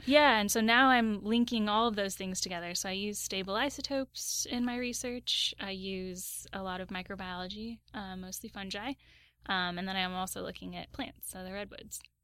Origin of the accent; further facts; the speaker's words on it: Southern Oregon, United States; moved away as an adult; also born or lived in Los Angeles; I grew up in Southern Oregon